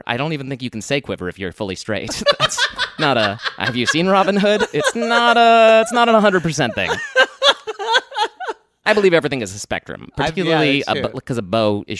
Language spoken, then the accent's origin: English; Alexandria, Virginia, United States; also born or lived in Texas; now in New York, United States; I was born in Texas. I grew up in the D.C. area, Virginia, and in Alexandria.